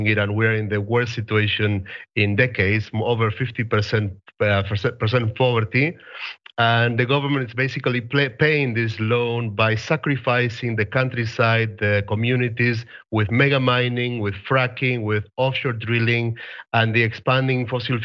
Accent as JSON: {"language": "English", "country": "Argentina", "said": "I'm from Argentina. I was 16 years old."}